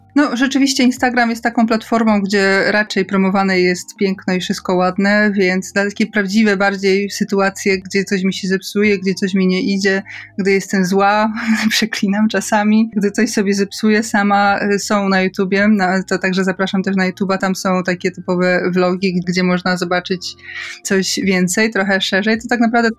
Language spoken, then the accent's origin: Polish; a small village in Podkarpacie, Subcarpathian Voivodeship, Poland; wychowałam się na małej podkarpackiej wsi